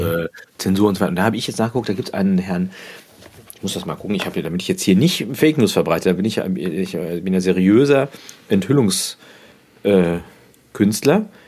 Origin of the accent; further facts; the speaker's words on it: Germany; Also ich bin ja in der Nähe des Ruhrgebietes aufgewachsen